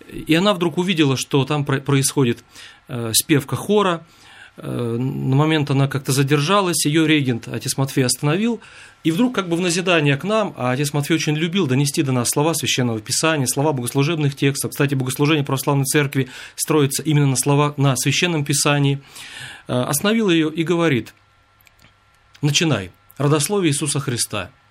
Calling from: Kirovsk, Murmansk Oblast, Russia; Я звоню из Мурманской области, города Кировска

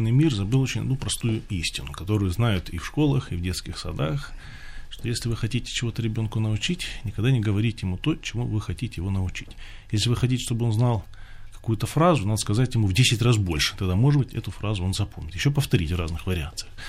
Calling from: Bryansk, Bryansk Oblast, Russia; я звоню из Брянска, крестьянин.

